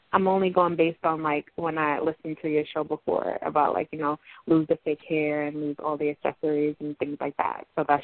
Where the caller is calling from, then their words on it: Long Island, New York, United States; I'm from Long Island.